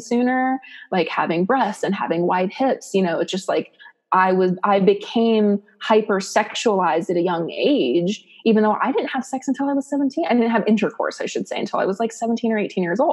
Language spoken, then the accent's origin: English; Ohio, United States; I grew up in Ohio.